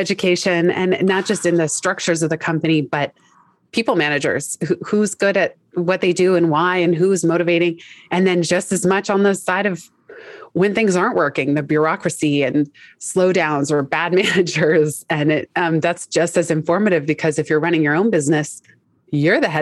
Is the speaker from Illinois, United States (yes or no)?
no; San Francisco, California, United States; moved away as an adult; also born or lived in Los Angeles, California; now in New York City, United States; I am from San Francisco, California